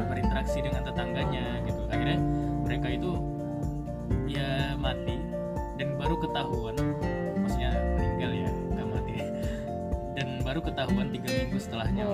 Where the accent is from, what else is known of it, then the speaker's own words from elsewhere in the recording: Medan, North Sumatra, Indonesia; moved away as an adult; also born or lived in Surabaya; aku kan uh, rantau dari Medan jadi ya awal-awal kuliah di Surabaya di Universitas Erlangga